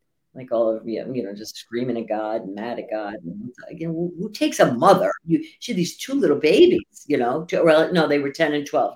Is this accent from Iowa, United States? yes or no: no; New Jersey, United States; I was born in New Jersey